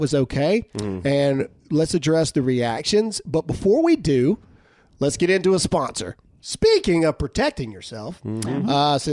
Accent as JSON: {"language": "English", "region": "Mississippi", "country": "United States", "said": "I was from Mississippi."}